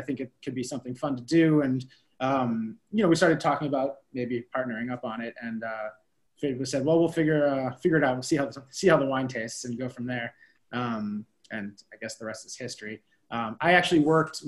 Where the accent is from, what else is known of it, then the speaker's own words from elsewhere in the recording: Boston, Massachusetts, United States; moved away as an adult; now in Napa, United States; we're both from the Boston area originally